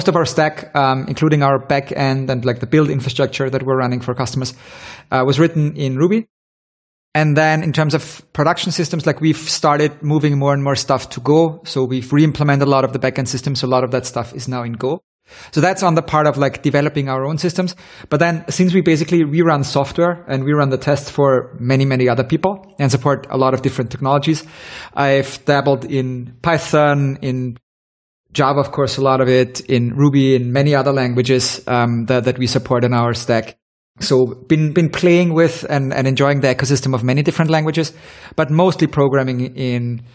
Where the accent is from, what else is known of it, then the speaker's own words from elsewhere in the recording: Vienna, Austria; I'm originally from Vienna, and went to university here.